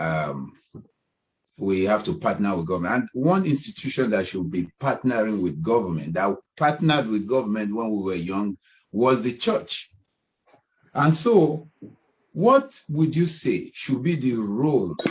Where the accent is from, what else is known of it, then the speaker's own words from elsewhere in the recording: Ibadan, Oyo, Nigeria; we grew up in Ibadan